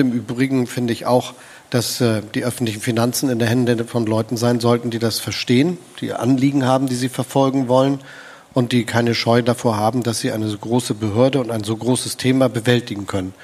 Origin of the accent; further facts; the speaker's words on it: Hamburg, Germany; moved away as an adult; now in Potsdam, Germany; Ich empfinde mich als Hamburger. Ich bin da aufgewachsen